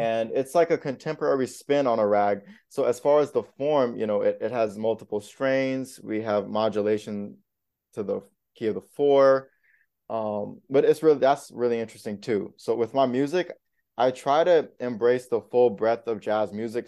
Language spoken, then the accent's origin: English; South Florida, United States; also born or lived in Indiana; now in New York City, United States; I grew up in South Florida, but I was born in Indiana